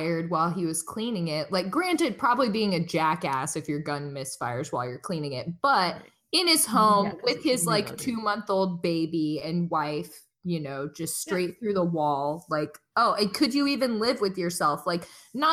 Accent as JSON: {"language": "English", "area": "Liston", "region": "Indiana", "country": "United States", "tie": "born or raised there", "moved": "yes", "said": "I grew up in Liston, Indiana"}